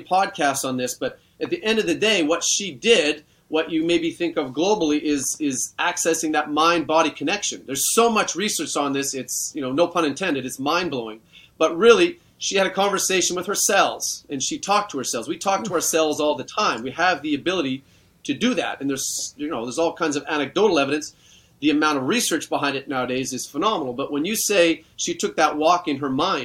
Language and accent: English; Canada; I grew up in Canada in a rural setting.